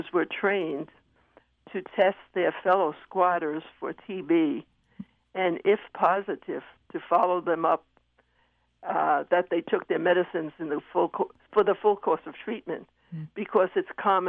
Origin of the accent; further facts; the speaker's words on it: New York City, New York, United States; I was brought up in Manhattan during the days when rents were low and health care was not expensive